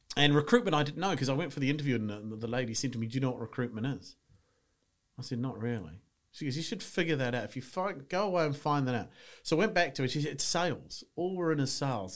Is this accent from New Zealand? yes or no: yes; New Zealand; moved away as an adult; now in England, United Kingdom; I'm from New Zealand. You can tell by the accent